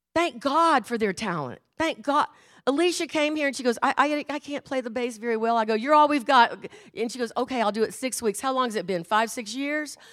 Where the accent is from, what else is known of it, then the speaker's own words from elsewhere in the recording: Houston, Texas, United States; I was brought up in Houston, Texas